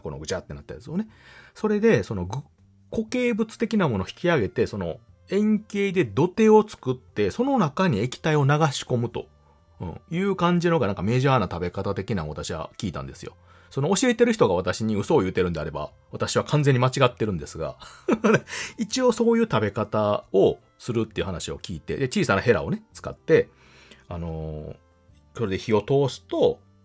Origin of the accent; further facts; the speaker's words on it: Kansai, Japan; 私関西の人間ですので